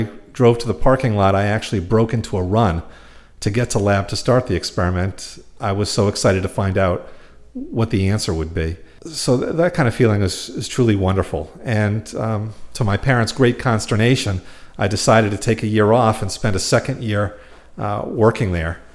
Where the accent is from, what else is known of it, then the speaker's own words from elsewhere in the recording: Quincy, Massachusetts, United States; I grew up in Quincy, Massachusetts